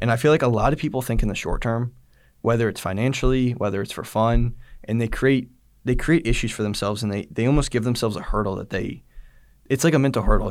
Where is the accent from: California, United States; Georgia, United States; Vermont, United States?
Georgia, United States; I grew up in Georgia my whole life